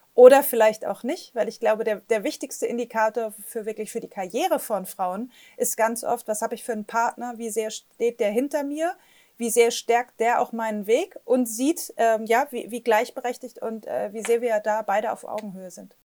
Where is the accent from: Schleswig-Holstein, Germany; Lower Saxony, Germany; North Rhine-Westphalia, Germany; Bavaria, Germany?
Schleswig-Holstein, Germany; Flensburg; moved away; also born or lived in Bremen / Hamburg / Berlin; bin groß geworden äh, am, am, Wasser an der Ostsee. Ich komme aus Flensburg